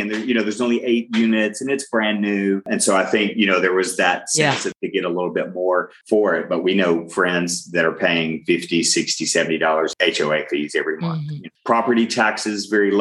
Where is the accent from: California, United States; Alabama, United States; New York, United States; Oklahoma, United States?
Alabama, United States; moved away as an adult; now in Funchal, Portugal; we're from Alabama.